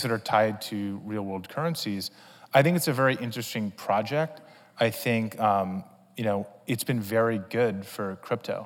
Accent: Greenwich, Connecticut, United States; We grew up in Greenwich, Connecticut.

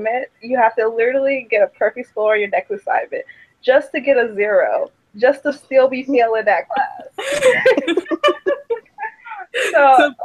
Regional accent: Chicago, Illinois, United States; moved away as an adult; now in Seattle, United States; I'm from Chicago

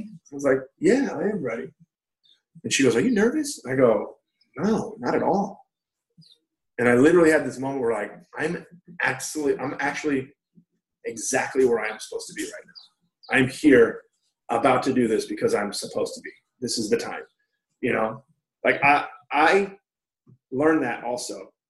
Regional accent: Long Beach, California, United States; I was like, I'm from Long Beach.

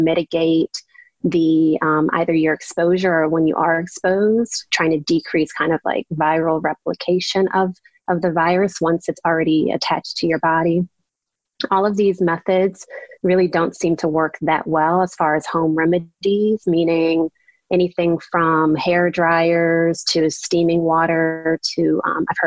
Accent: New Orleans, Louisiana, United States; moved away as an adult; also born or lived in Washington, D.C. / Maryland / San Diego; now in Little Rock, United States; I'm from New Orleans.

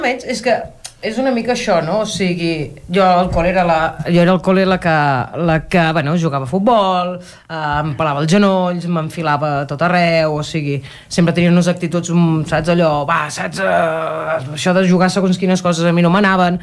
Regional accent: Cardedeu, Catalonia, Spain; Jo he viscut he crescut a Cardedeu tota la vida.

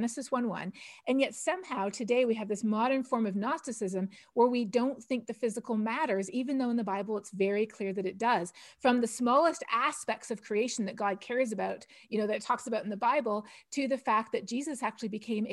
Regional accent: Toronto, Ontario, Canada; moved away as an adult; also born or lived in India; now in Texas, United States; I'm Canadian from Toronto, and I grew up Plymouth Brethren.

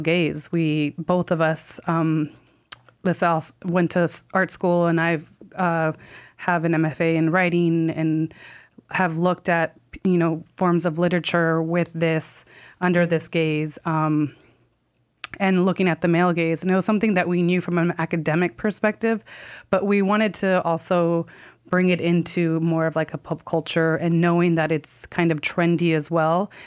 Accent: California, United States; now in New York, United States; I am from California and live in New York

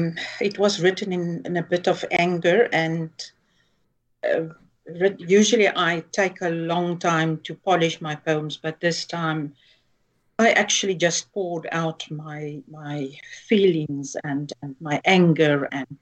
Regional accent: South Africa; first language Afrikaans; English is a second language; So I'm reading it in Afrikaans, which is my mother tongue.

